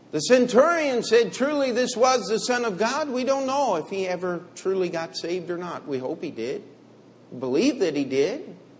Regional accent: Finksburg, Maryland, United States; now in New York, United States; I grew up in uh, what we would call small town America, exclamation mark. We did have one stoplight in Finksburg, Maryland

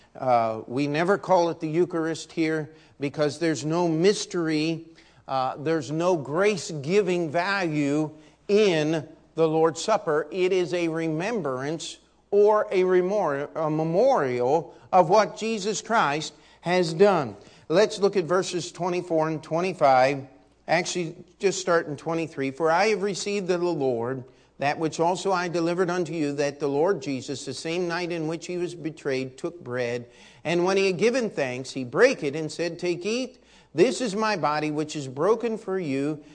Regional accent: United States; as an American

